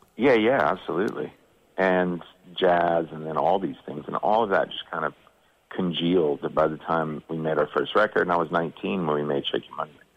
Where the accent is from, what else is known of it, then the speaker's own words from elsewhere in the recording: Georgia, United States; growing up in Georgia